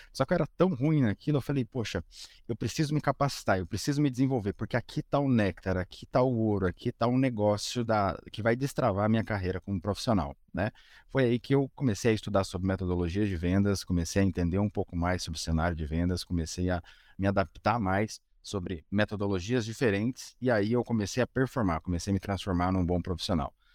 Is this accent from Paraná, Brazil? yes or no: yes; Curitiba, Paraná, Brazil; eu sou de Curitiba